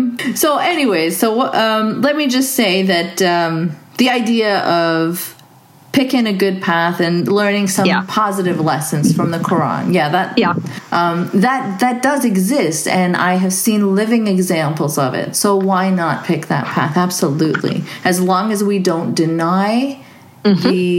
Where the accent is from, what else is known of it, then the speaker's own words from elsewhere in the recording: Saudi Arabia; I was raised in Saudi, even though he's a practicing Muslim.